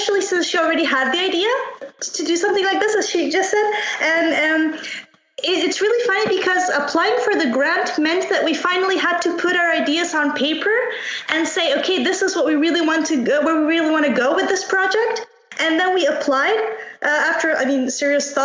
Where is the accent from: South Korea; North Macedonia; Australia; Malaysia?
North Macedonia; Bitola; moved away as an adult; now in Wrocław, Poland; I also come from Macedonia, but from another town, from Bitola.